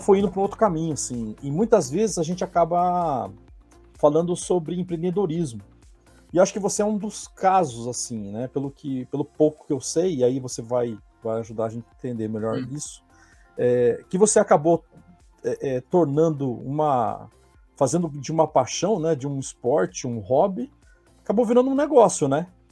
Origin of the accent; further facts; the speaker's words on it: Maringá, Paraná, Brazil; moved away; eu sou paranaense, né? E eu lá, lá em Maringá eu treinava com um professor chamado Kid